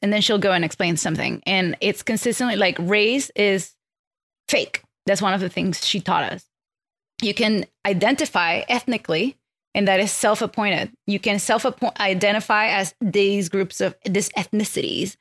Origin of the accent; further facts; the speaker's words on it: Venezuela; English is a second language; moved away; I grew up in Venezuela, so I have Venezuelan, I'm Venezuelan culturally in, in upbringing